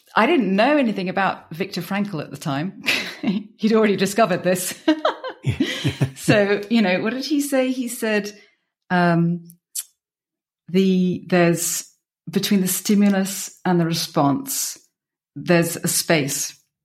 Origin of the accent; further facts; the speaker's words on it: United Kingdom; moved away as an adult; also born or lived in Belgium; now in Bierges, Belgium; I'm British, and I've been in Belgium for twenty-one years